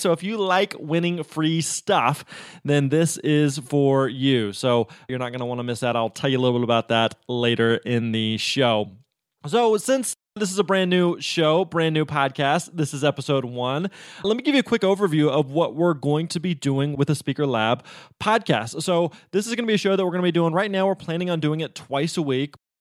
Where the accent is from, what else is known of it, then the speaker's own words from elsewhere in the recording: Missouri, United States; I was actually born and raised in Missouri, lived there my entire life